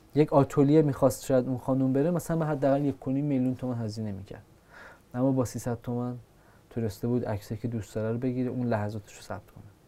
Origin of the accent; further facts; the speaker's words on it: Iran; ما که ایرانیم